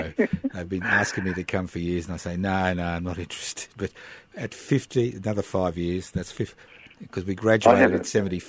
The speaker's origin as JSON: {"language": "English", "town": "Brisbane", "region": "Queensland", "country": "Australia", "tie": "born or raised there", "moved": "as an adult", "said": "I was born in Brisbane in 1951 and I spent my first 24 years in Queensland"}